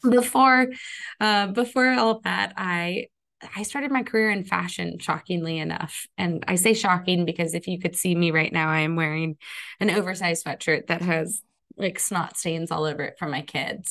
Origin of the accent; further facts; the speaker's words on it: Connecticut, United States; I grew up in Connecticut, so I had a lot of exposure to New York growing up.